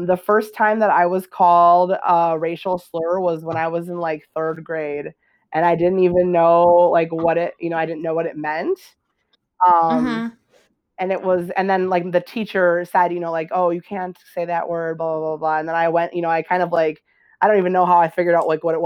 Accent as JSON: {"language": "English", "region": "Wisconsin", "country": "United States", "tie": "born or raised there", "also_born_or_lived": "Texas", "moved": "yes", "lives_now": "Morocco", "said": "I was born in Texas, and I was adopted from, so I was in like foster care for, 6 weeks or so. Uh-huh. I don't know where I was during all that time, and then I was taken to Wisconsin. In the United States, and I grew up in Wisconsin."}